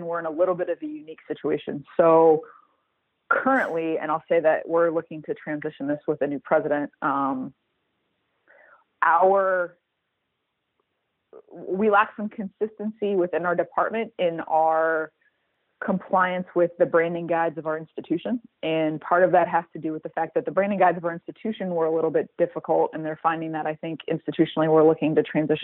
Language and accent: English; Midwest, United States; I'm from the Midwest